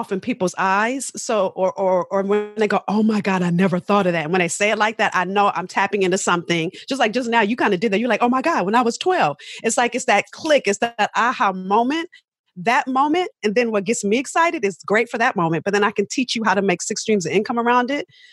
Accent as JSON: {"language": "English", "town": "Los Angeles", "region": "California", "country": "United States", "tie": "born or raised there", "said": "I'm from South Central"}